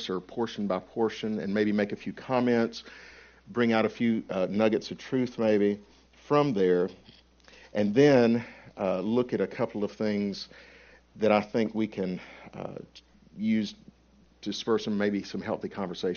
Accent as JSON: {"language": "English", "region": "Alabama", "country": "United States", "accent": "Alabamanese", "said": "I'm from Alabama, so the pronunciation may be Alabamanese"}